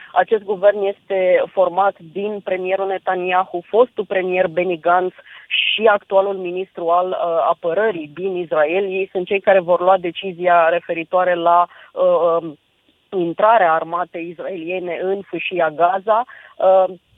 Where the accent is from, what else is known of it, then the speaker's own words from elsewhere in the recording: Romania; sunt din România